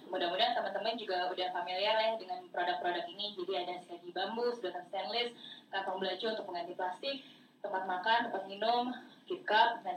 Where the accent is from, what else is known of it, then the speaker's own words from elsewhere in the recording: Jakarta, Indonesia; accent: Jaksel; karena uh, eh, anak jaksel